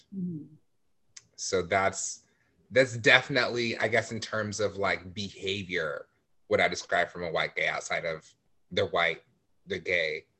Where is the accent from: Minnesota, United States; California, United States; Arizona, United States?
California, United States; La Mirada; I grew up in La Mirada, so I was surrounded by mostly white people